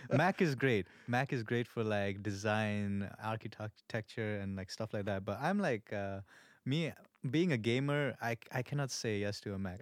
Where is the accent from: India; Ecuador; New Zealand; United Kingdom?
India; moved away as an adult; also born or lived in Malaysia; now in Melbourne, Australia; I'm pure Indian. I'm from India.